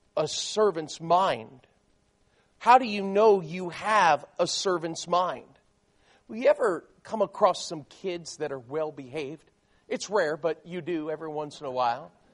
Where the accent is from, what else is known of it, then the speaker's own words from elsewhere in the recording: South Florida, United States; I grew up in South Florida. Um, my parents were both from New York City